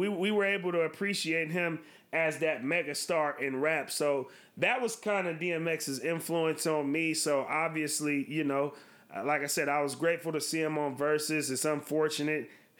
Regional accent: West Coast, United States; I'm born in 93, as you mentioned, D-Boy. We're obviously from the West Coast.

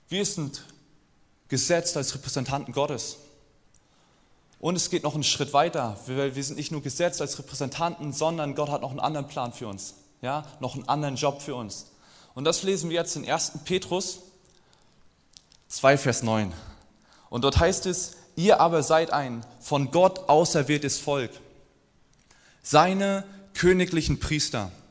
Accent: East Germany, Germany; Und irgendwann bin ich wieder in den Osten gefahren. Ich komme aus dem Osten und saß da mit meinen Großeltern am Tisch

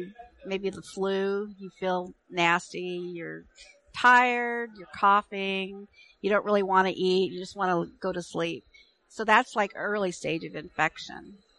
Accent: Ethiopia; I'd love to go back to where I grew up in Ethiopia and help improve the health and well-being of populations.

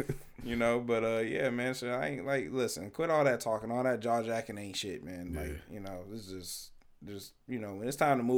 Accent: Detroit, Michigan, United States; I'm from the city. I'm from Detroit.

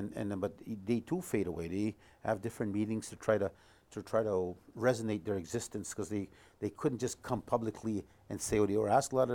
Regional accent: Duck Bay, Manitoba, Canada; moved away; when we grew up in Duck Bay and all these Métis communities, we always knew who we were

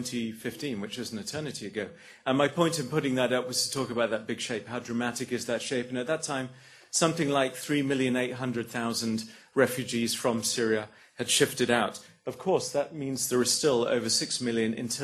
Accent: England, United Kingdom; moved away as an adult; now in Australia; as an English person

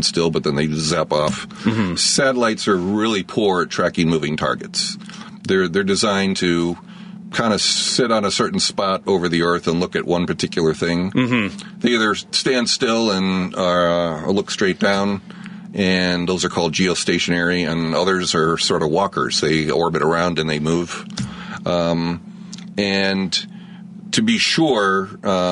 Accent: Chicago, Illinois, United States; Well, I grew up here in Chicago. I grew up on the South Side. Currently, I live out in the burbs

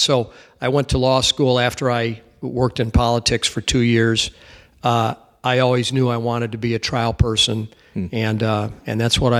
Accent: Chicago, Illinois, United States; I grew up in Chicago.

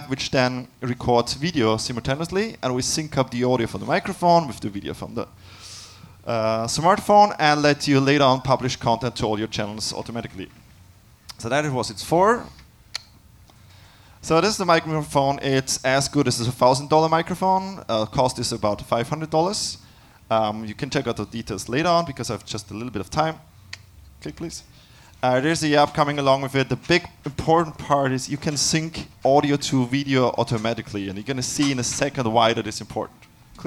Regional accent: Austria; I'm from Austria

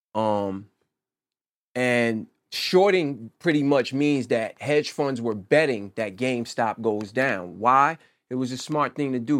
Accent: New Jersey, United States; also born or lived in Chicago / Pittsburgh; I'm from Jersey

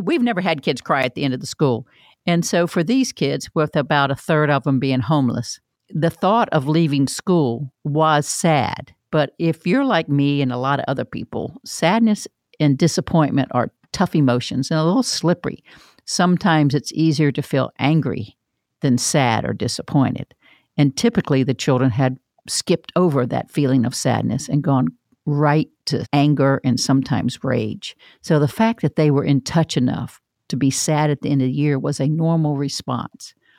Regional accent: Florida, United States; I'm from Florida

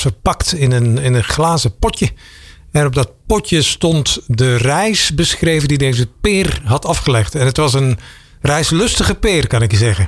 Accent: Belgium; now in Netherlands; ik kom uit België. En als je dan toen ik hier aankwam in 1998

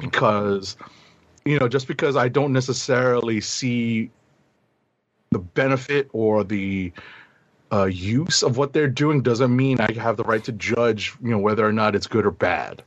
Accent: New York, United States; a New Yorker, born and bred

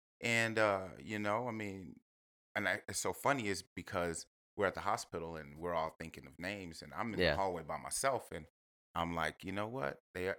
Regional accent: Corpus Christi, Texas, United States; also born or lived in Houston; kind of grew up in Corpus Christi. That's where I grew up when I was young.

